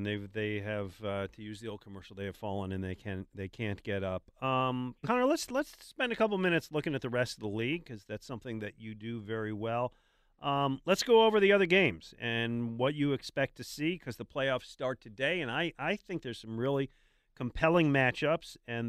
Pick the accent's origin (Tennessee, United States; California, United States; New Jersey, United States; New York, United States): New York, United States; Buffalo; I grew up in Buffalo going to that stadium when it was freezing.